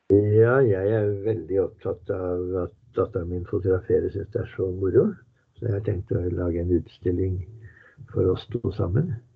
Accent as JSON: {"language": "Norwegian", "country": "Norway", "said": "vi er norsk"}